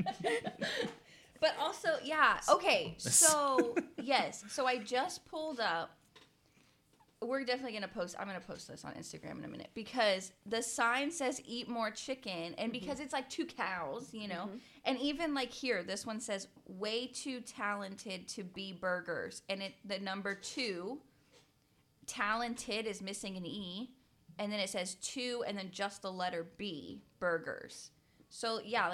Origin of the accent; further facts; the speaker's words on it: the South, United States; we're from the South